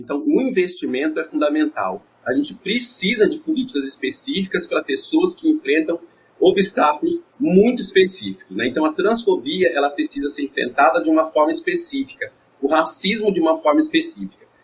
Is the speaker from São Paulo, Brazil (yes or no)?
no; interior of Paraná, Brazil; eu venho do interior do Paraná, eu cresci numa cidade pequena